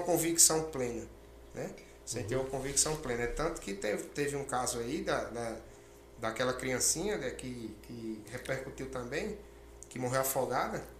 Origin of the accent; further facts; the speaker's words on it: Rio Grande do Norte, Brazil; now in Mato Grosso, Brazil; lá no meu estado, é, a, a, no Rio Grande do Norte